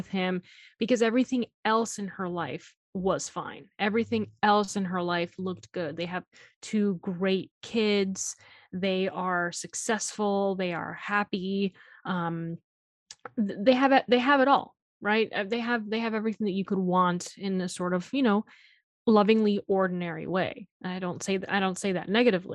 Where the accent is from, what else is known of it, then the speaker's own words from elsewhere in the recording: Miami, Florida, United States; I'm from Miami